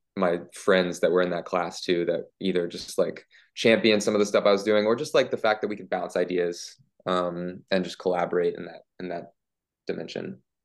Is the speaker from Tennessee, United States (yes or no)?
yes; Memphis, Tennessee, United States; growing up in Memphis